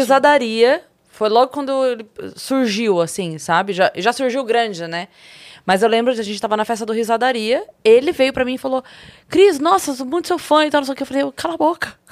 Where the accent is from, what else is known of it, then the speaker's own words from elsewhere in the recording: Sorocaba, São Paulo, Brazil; eu sou de Sorocaba